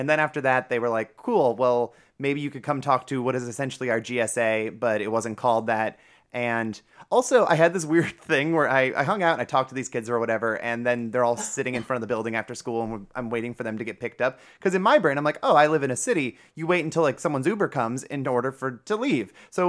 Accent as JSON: {"language": "English", "town": "Cleveland", "region": "Ohio", "country": "United States", "tie": "born or raised there", "said": "and my hometown of Cleveland does not get that kind of treatment."}